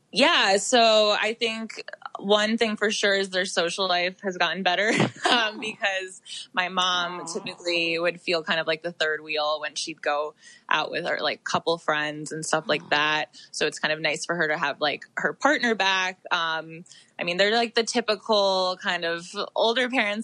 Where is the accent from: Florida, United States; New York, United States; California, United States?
New York, United States; I'm from New York, so my family based were based in New York my whole life